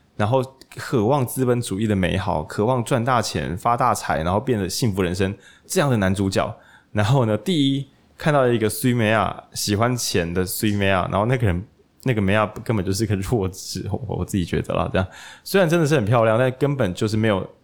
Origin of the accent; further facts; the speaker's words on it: Taiwan; moved away; 我其实会有老家，然后在往台中其实的路上，就刚好经过那座我以前去上国中，一定会经过了一座小桥